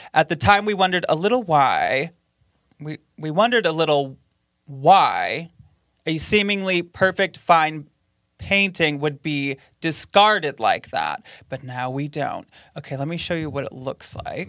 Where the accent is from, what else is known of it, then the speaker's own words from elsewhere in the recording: Grand Rapids, Michigan, United States; my hometown of Grand Rapids, Michigan